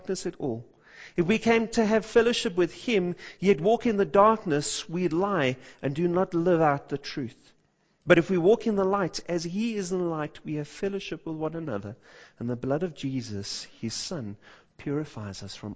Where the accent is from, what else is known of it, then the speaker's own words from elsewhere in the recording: Johannesburg, Gauteng, South Africa; growing up in the south of Johannesburg